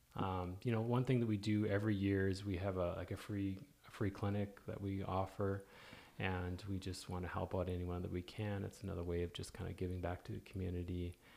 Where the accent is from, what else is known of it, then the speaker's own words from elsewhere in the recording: Canada; now in Oklahoma, United States; Oklahoma is very similar to where I grew up